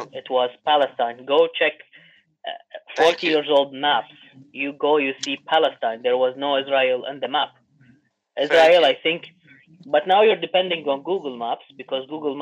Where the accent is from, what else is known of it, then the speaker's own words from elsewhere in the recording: Canada; I'm from Canada.